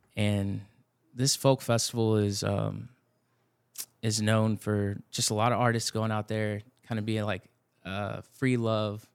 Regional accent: Blanco, Texas, United States; now in San Antonio, United States; I grew up in Blanco, Texas, north

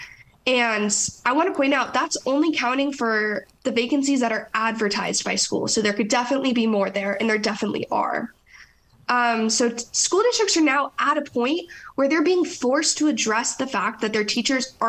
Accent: Florida, United States; my home state of Florida

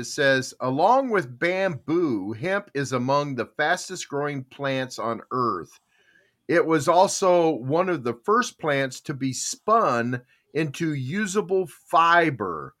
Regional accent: Arizona, United States; we're from Arizona

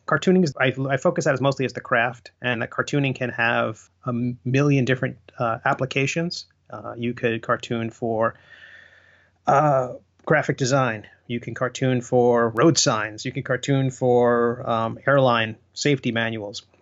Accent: Long Island, New York, United States; when I was growing up on Long Island

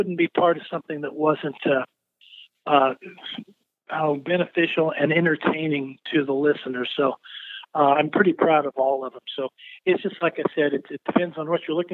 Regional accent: Mount Pulaski, Illinois, United States; I grew up in a little town called Mount Pulaski, Illinois

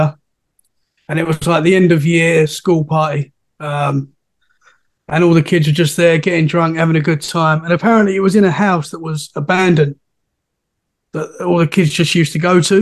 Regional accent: Essex, East of England, United Kingdom; moved away as an adult; now in Dorset, United Kingdom; I'm from Essex, which is right next to London. And I've recently moved to Dorset, which is about 2 hours from London

